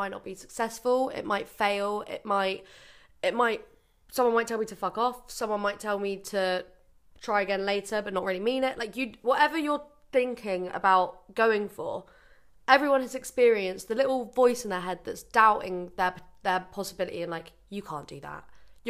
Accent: Bournemouth, South West England, United Kingdom; moved away; I grew up in Bournemouth

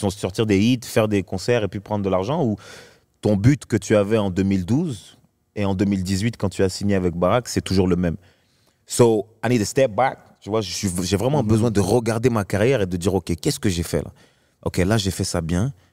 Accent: Marseille, Provence-Alpes-Côte d'Azur, France; now in Paris, France; C'est-à-dire que moi, j'étais de Marseille, un endroit où justement on est très familial, très chill, très. On s'en fout, tu vois, il n'y a pas de star, il n'y a pas tout ça à Marseille.

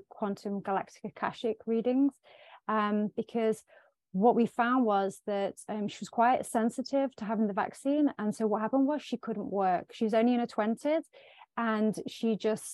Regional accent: Sherwood Forest, East Midlands, United Kingdom; I am from the UK, Sherwood Forest

